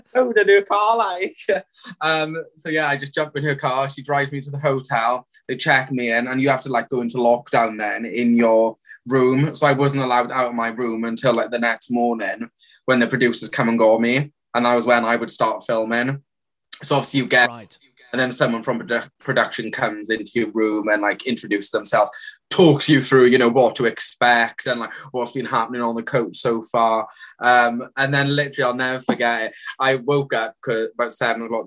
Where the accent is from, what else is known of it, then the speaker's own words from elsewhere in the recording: the Valleys, Wales, United Kingdom; "Oh, you're from the valleys, are you?" And I'm like, "Yeah, I actually am."